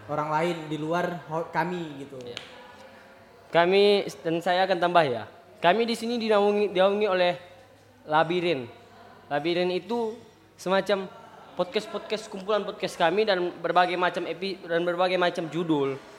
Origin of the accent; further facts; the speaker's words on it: Tanjung Balai, North Sumatra, Indonesia; Asal kami Tanjung Balai.